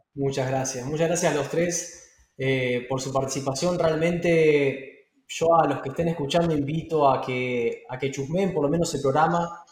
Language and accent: Spanish; Argentina; moved away; mi país, eh, a, mi tierra, Argentina